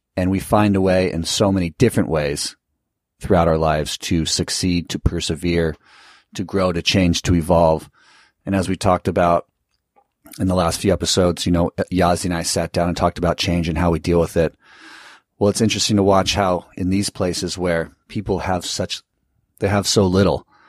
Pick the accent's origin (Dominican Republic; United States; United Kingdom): United States; California; I live in, I come from California